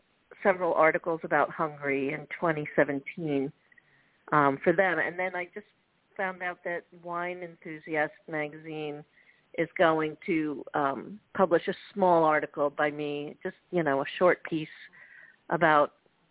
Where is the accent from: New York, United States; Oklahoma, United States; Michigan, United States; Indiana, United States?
New York, United States; Long Island; now in Florida, United States; I'm from Long Island, New York, originally. I live in Florida